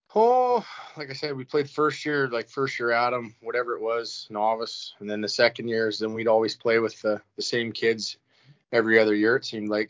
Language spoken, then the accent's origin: English; Brock, Saskatchewan, Canada; moved away; also born or lived in Rosetown, Saskatchewan; we're from Brock